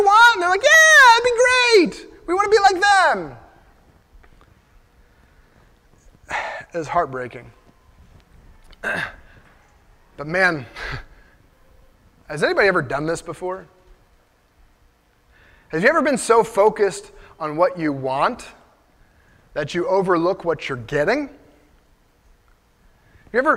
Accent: United States; So I'm an American. I'm proud to be an American.

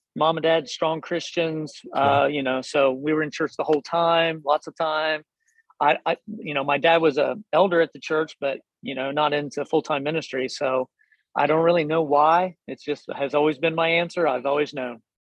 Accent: Hillsboro, Ohio, United States; now in Delaware, United States; I grew up in Southern Ohio. Hillsboro

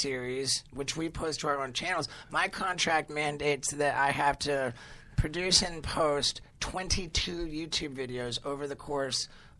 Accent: England, United Kingdom; I grew up mostly in England

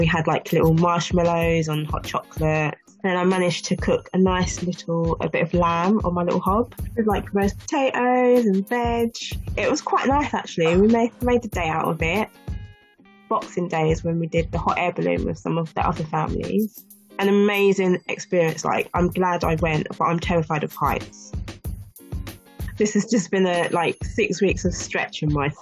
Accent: England, United Kingdom

